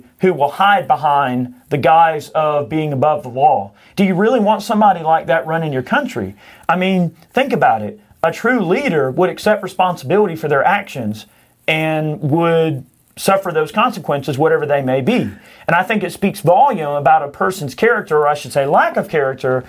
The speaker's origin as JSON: {"language": "English", "country": "United States", "said": "I am an American"}